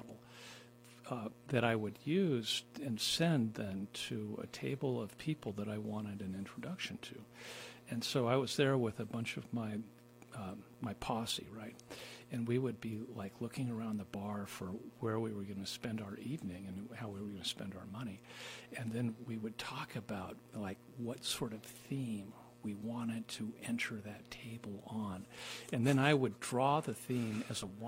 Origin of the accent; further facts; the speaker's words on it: Iowa, United States; moved away; also born or lived in New York City; I'm from Iowa. And the most exotic thing that I grew up with was maybe salt